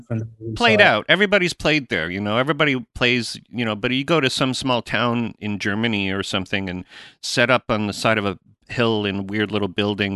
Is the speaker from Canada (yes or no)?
yes; Canada; as a Canadian band, we never toured America ever.